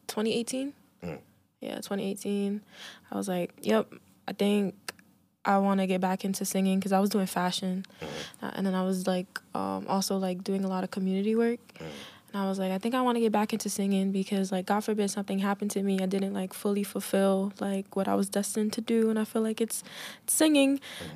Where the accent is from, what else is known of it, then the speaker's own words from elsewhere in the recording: Rhode Island, United States; Yeah, Southside.